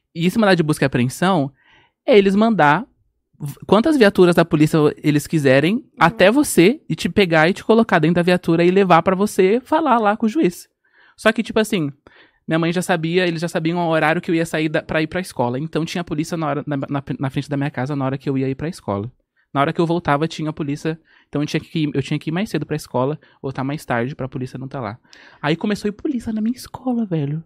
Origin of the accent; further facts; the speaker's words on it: Guarulhos, São Paulo, Brazil; moved away as an adult; now in Bahia, Brazil; Nasci em São Paulo. Nasci em Guarulhos.